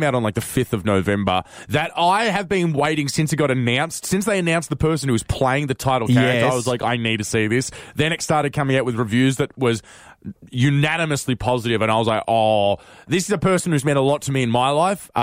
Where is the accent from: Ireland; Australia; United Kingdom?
Australia; as an Australian